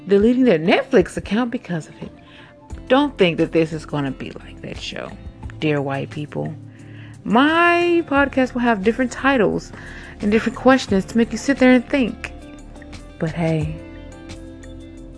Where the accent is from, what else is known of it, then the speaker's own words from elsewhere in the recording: Chicago, Illinois, United States; I was born in Cook County, Chicago, Illinois. You know, Chirac